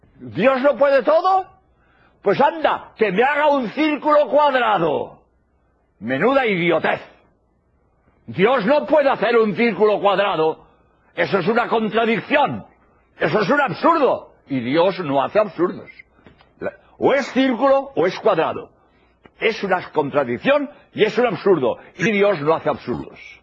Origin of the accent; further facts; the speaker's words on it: Spain; soy jesuita español